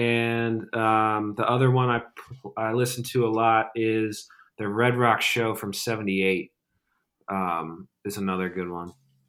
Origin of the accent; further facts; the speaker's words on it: Tabernacle, New Jersey, United States; moved away; I grew up in Tabernacle